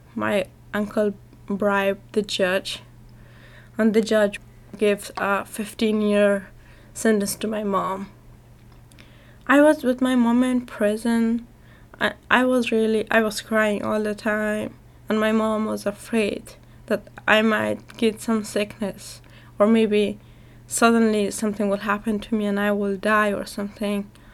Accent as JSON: {"language": "English", "country": "Afghanistan", "said": "I'm from Afghanistan and I am 17 years old."}